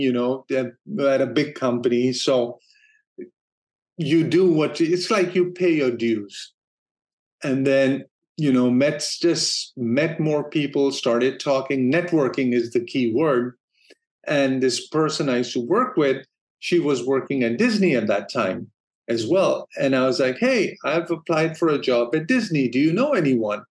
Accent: Denmark; moved away as an adult; also born or lived in San Francisco, United States; now in Los Angeles, United States; I'm originally from Denmark, and my wife and I, we decided to move to the U.S. back in 96.

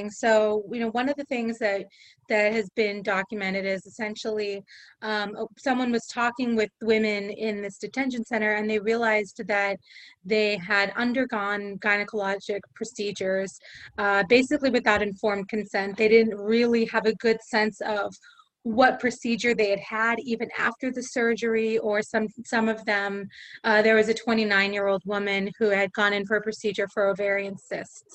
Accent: East Bay, California, United States; moved away as an adult; also born or lived in New York; now in Los Angeles, United States; I grew up in the Bay, in the East Bay

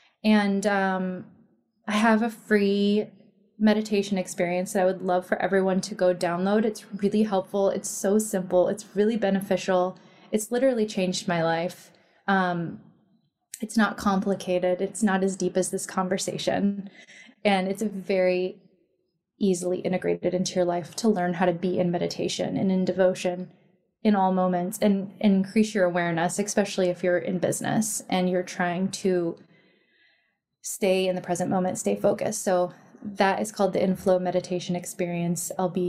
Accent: Midwest, United States; We're from the Midwest.

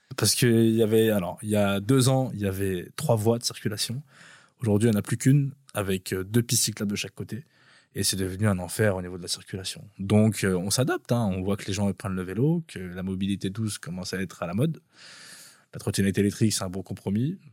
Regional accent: Pantin, Île-de-France, France; Là où j'ai grandi à Pantin, il y avait des grands bâtiments partout

